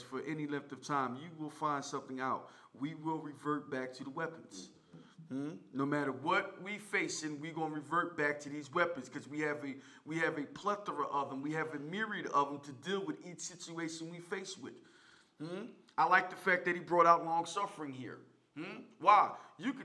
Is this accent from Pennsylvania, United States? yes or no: yes; Philadelphia, Pennsylvania, United States; we are from North Philly